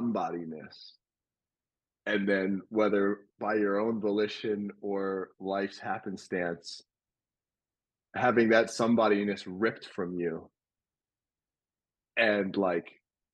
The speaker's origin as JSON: {"language": "English", "region": "a New York suburb", "country": "United States", "tie": "born or raised there", "said": "I grew up in Christianity in a predominantly Jewish town in a New York suburb"}